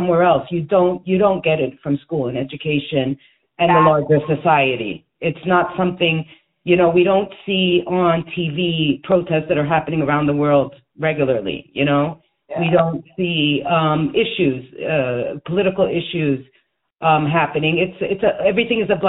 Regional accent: United States; I was raised in the United States

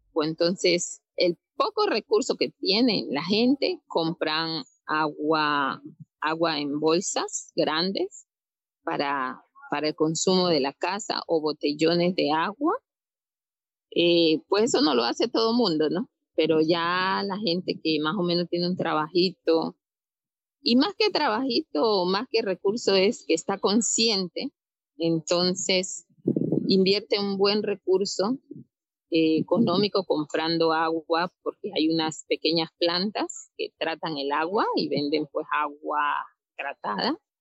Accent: Tumaco, Nariño, Colombia; soy de Tumaco, de una zona rural llamada Inguapí

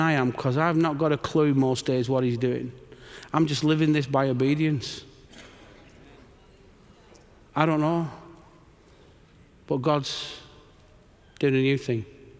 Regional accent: England, United Kingdom; And I'm just an Englishman here because I've got good friends.

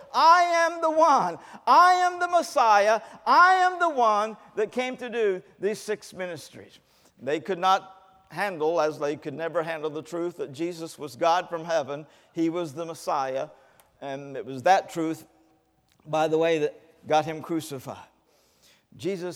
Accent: Kentucky, United States; moved away; also born or lived in California; I went back to my hometown in Kentucky

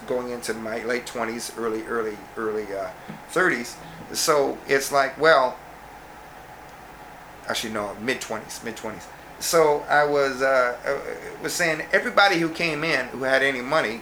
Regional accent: Canada; being Canadian

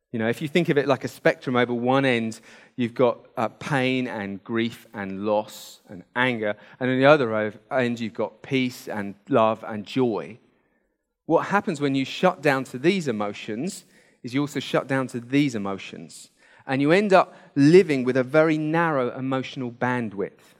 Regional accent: United Kingdom; we're British

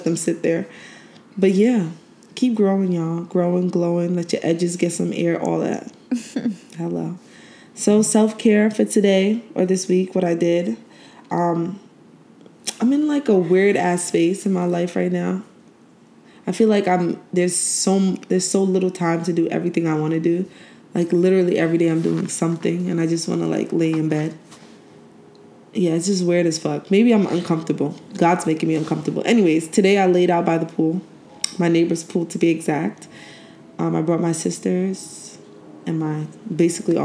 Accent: Brooklyn, New York, United States; also born or lived in Haiti; now in New Jersey, United States; I'm from Brooklyn, Haitian. But I live in New Jersey.

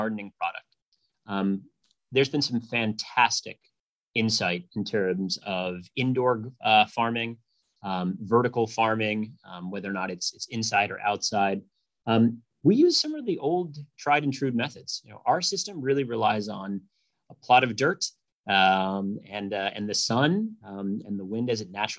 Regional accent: Rhode Island, United States; moved away; also born or lived in Pittsburgh / Boston / New York; I grew up in Rhode Island

